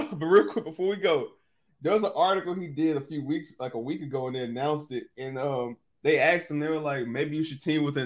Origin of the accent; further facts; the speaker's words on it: the South, United States; I'm from the South, but I ain't from the deep South